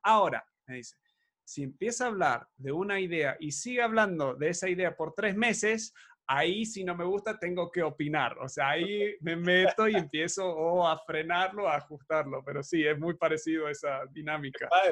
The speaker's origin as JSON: {"language": "Spanish", "country": "Argentina", "tie": "born or raised there", "said": "Yo me crié en Argentina"}